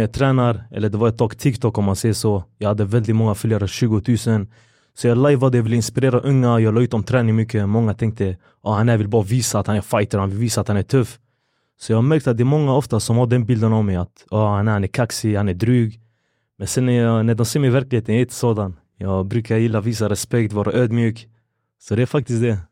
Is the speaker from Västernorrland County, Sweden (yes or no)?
no; Gothenburg, Västra Götaland, Sweden; also born or lived in Kurdistan; Vi bodde i Hammarkullen i Angered och det fanns en taekwondoklubb. Den hette Lejon Taekwondo och det var en kurdägare då vi är från Kurdistan